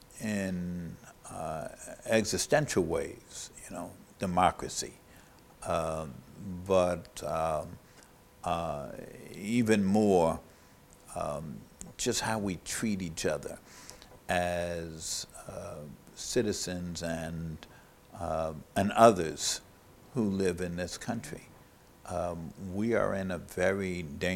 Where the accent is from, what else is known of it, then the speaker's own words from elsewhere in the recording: New York City, New York, United States; I grew up in New York City